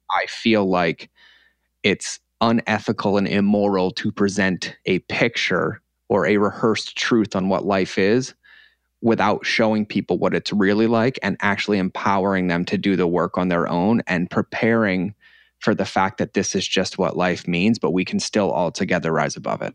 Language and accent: English; Norfolk, Massachusetts, United States; moved away; also born or lived in Connecticut; originally, um, from a little town in Massachusetts called Norfolk, Massachusetts